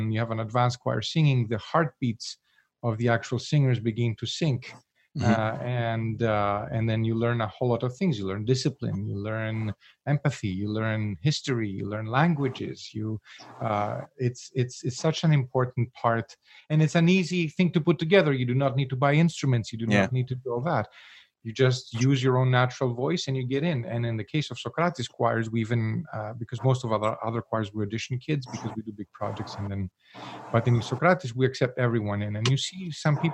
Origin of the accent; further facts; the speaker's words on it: Greece; moved away as an adult; now in Montreal, Canada; I was born in Montreal, but I grew up in Greece, and I came back to Montreal when I was 19.